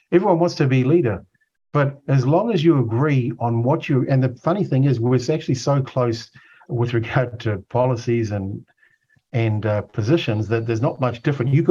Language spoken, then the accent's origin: English; Otago, New Zealand; Look, I grew up in Otago. I can't stand the way that a lot of the working people are treated unfairly.